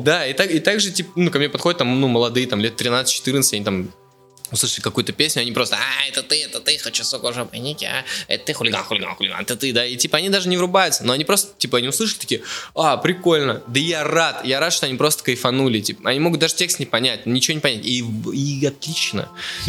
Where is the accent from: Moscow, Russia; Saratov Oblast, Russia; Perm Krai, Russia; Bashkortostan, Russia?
Bashkortostan, Russia; Ufa; moved away; из Черниковки, да, в Уфе там живу